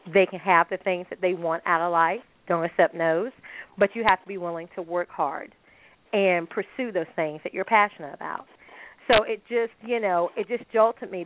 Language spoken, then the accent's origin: English; United States; as a American